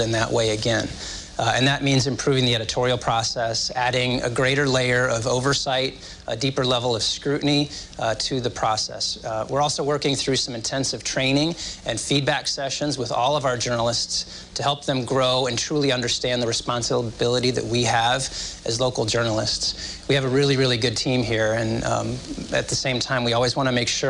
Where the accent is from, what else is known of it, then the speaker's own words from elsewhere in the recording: Champaign, Illinois, United States; I was born and raised right here in Champaign, Illinois.